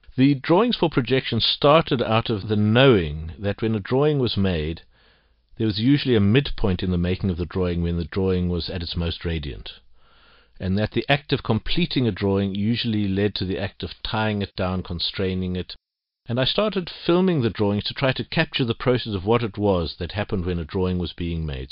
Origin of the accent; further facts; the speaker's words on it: Johannesburg, Gauteng, South Africa; Growing up in Johannesburg as a child